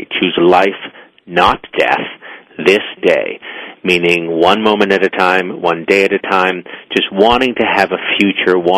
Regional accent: Boston, Massachusetts, United States; I'm an Irish Catholic boy from Boston

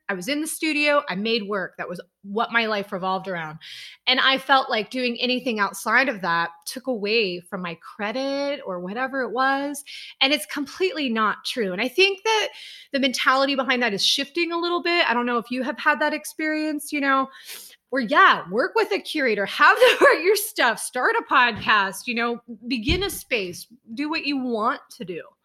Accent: Ohio, United States; moved away as an adult; also born or lived in Boston, Massachusetts; now in Columbus, United States; So I'm originally from Ohio

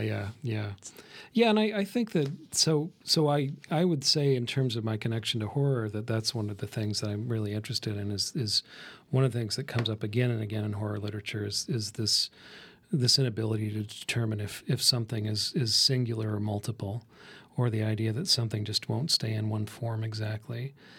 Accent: the West, United States; I grew up in the West

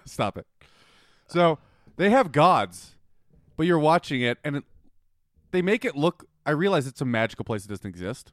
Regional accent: Winnipeg, Manitoba, Canada; moved away; I'm from Winnipeg.

